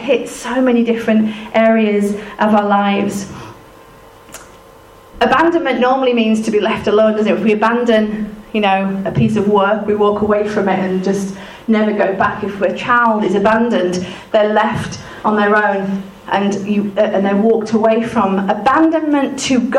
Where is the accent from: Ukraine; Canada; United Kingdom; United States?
United Kingdom; we're British